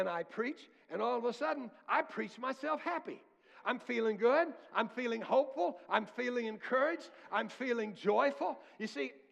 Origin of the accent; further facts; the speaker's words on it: United States; I was born in America, not in a third world country